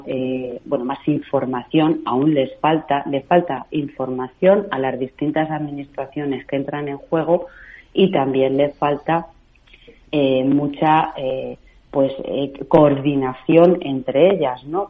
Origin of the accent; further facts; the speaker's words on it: Castilla-La Mancha, Spain; soy de Castilla-La Mancha